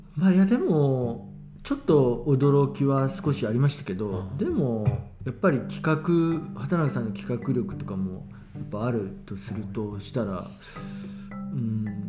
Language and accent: Japanese; Hiroshima, Japan; moved away; also born or lived in Fukuoka / Tokyo; 自分が生まれ育ったこの町